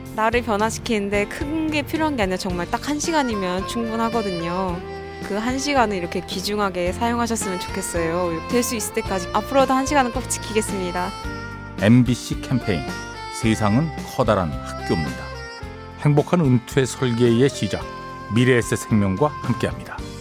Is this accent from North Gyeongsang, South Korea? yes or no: no; Gwangju, South Korea; now in Seoul, South Korea; 제가 고향이 광주인데 영화에 대한 꿈을 가지고 상경을 하게 됐어요.